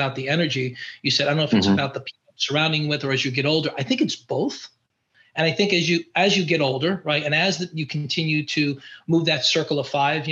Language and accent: English; New York, United States; I'm from New York